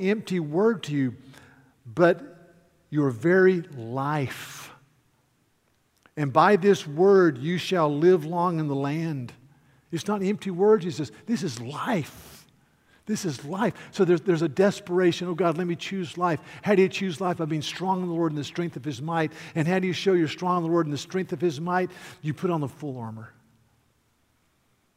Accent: North Carolina, United States; I am from North Carolina

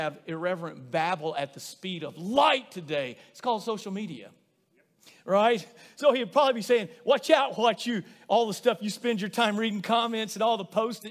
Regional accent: Rosebud, United States; growing up in Rosebud

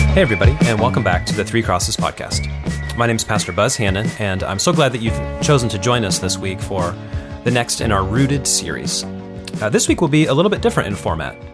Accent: Kansas City, United States; also born or lived in Tulsa, Oklahoma; now in California, United States; I was born in Kansas City, but I went to college in Tulsa, Oklahoma

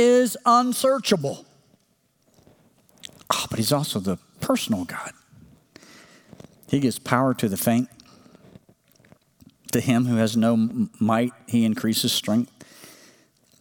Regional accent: Oklahoma, United States; when I was growing up in Oklahoma

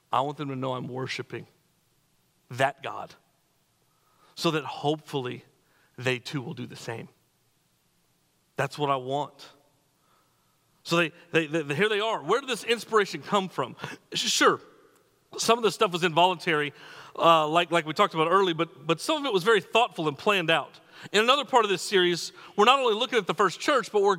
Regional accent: New Mexico, United States; moved away as an adult; I'm from New Mexico

